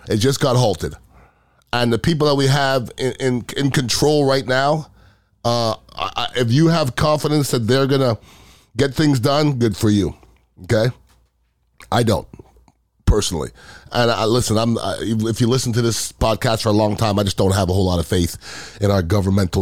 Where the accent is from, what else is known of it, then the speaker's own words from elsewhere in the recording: United States; as an American